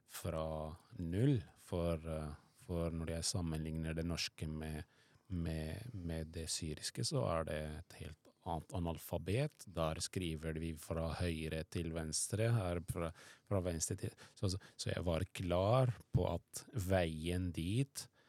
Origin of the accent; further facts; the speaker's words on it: Syria; Norwegian is a second language; moved away as an adult; now in Norway; jeg vokste opp i Syria